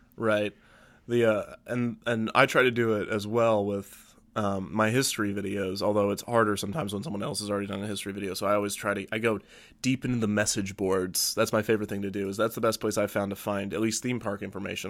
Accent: United States; we are very American.

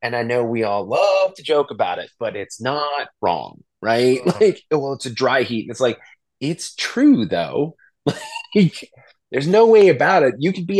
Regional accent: Virginia / DC area, United States; moved away; also born or lived in Albuquerque / San Francisco; like I grew up here. My dad worked for the feds. So, you know, I was born in Virginia. And so like when my dad was working in DC

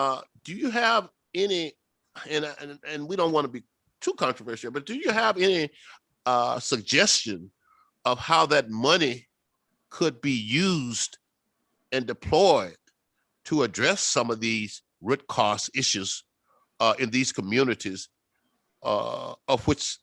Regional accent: Natchez, Mississippi, United States; my hometown, my little hometown in Mississippi, Natchez

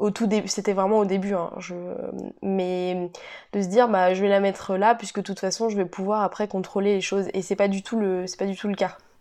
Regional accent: Cesson, France; moved away as an adult; also born or lived in Montpellier; je suis originaire de Cesson

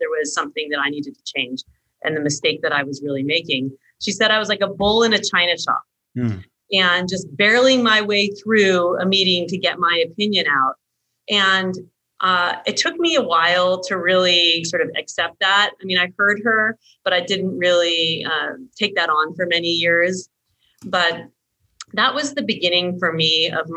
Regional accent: United States; moved away as an adult; also born or lived in Australia; as an American woman in Australian culture and cultural environment at that time

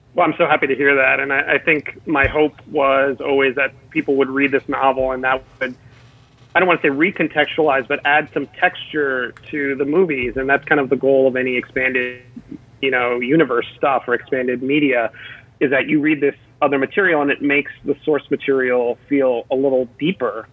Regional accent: Miami, Florida, United States; my hometown of Miami

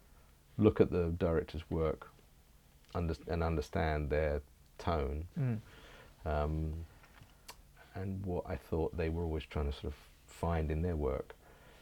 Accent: England, United Kingdom; I am English

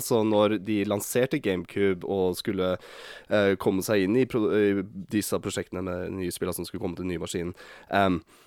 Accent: Bodø, Nordland, Norway; accent: northern Norwegian; moved away; jeg er født opp i Bodø. Så jeg kan prøve å slå om uh, eh, dialekta mi

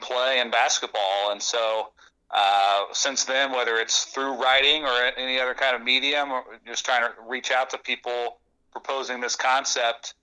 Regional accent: Southwest Ohio, United States; I grew up in Southwest Ohio

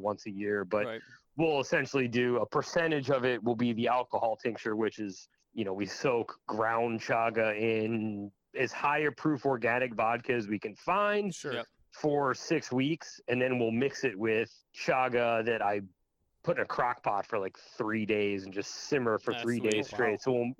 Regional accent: Maine, United States; Yeah, essentially, I am from Maine. We're not up in the North Woods by any stretch

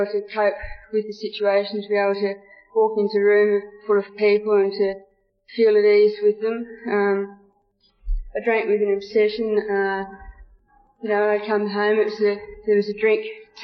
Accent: Geelong, Victoria, Australia; I'm from Geelong, Victoria

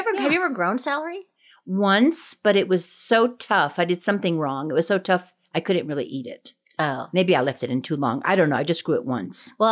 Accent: Colorado, United States; And I'm …. We're backyard gardeners from Colorado.

